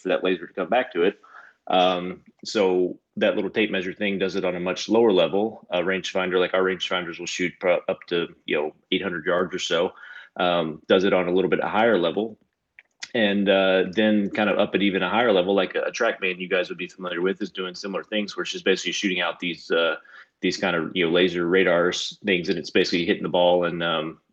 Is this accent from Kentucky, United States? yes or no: yes; Southern Kentucky, United States; moved away as an adult; also born or lived in Lexington, Kentucky; now in Cincinnati, United States; I grew up in Kentucky, although it's, you know, Southern Kentucky.